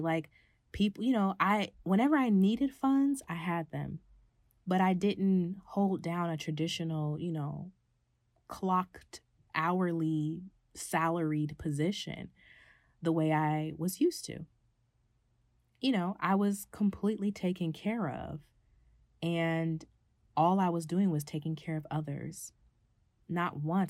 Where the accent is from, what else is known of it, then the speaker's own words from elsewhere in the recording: California, United States; my family dynamic in my hometown in California has kind of shifted